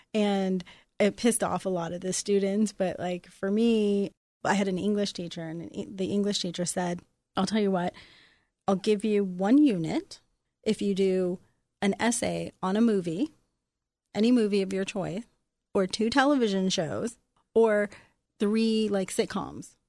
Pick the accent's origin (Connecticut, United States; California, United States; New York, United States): California, United States; Los Angeles; also born or lived in Venice, California; growing up on the East Side